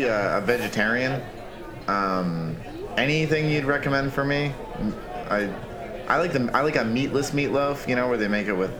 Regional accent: Naperville, Illinois, United States; We're at the one in Naperville. Oh, sure. My hometown stomping grounds.

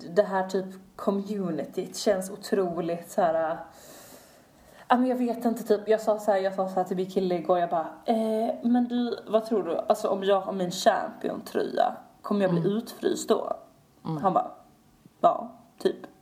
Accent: Sweden; vi kommer från Sverige

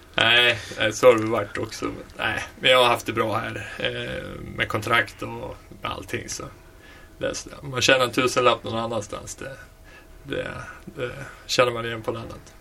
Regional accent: Västerås, Västmanland, Sweden; född och uppvuxen i Västerås

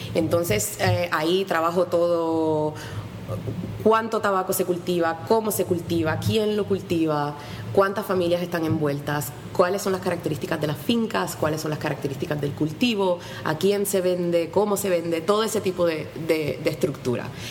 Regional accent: Puerto Rico; moved away as an adult; also born or lived in Orlando, Florida / Memphis; now in New York, United States; yo me nací y me crié aquí en Puerto Rico y estuve aquí hasta terminar high school

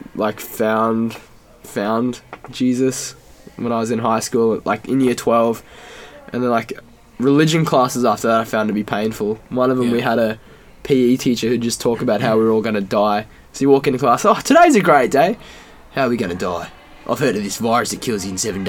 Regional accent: Townsville, Queensland, Australia; I was raised in sunny, sticky North Queensland

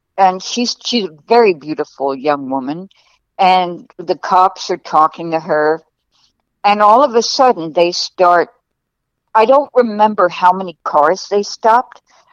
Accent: New York, United States; moved away as an adult; also born or lived in California; the same street that I grew up in New York

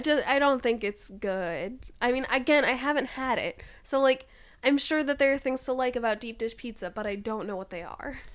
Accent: Midwest, United States; I am from the Midwest

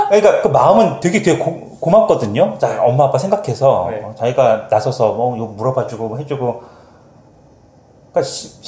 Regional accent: Montreal, Quebec, Canada; born there; 여기서 태어난 나보다는

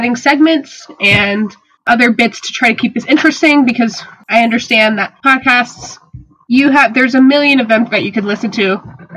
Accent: South Carolina, United States; moved away as an adult; now in Reading, United States; I am from South Carolina.

